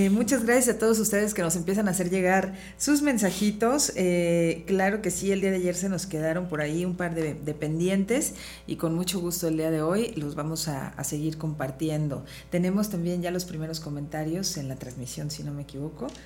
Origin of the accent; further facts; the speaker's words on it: Villagrán, Guanajuato, Mexico; Mira, recuerdos de mi infancia en Villagrán